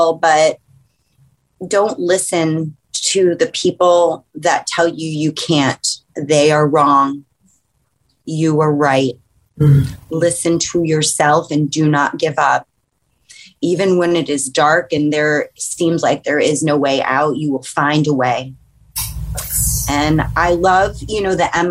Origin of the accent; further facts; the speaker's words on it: New York, United States; also born or lived in Staten Island, New York City; I am born and raised in New York and will probably, you know, be here for the rest of my existence